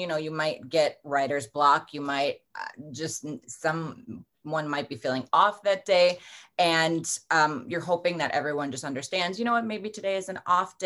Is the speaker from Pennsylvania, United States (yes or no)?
no; Milwaukee, Wisconsin, United States; I'm from Milwaukee, Wisconsin, and we are the land of beer and cheese and fried food